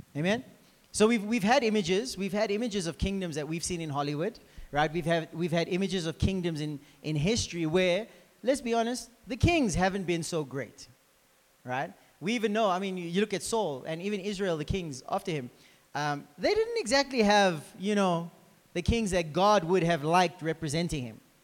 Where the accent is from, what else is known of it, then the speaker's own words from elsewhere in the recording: South Africa; we're actually from South Africa.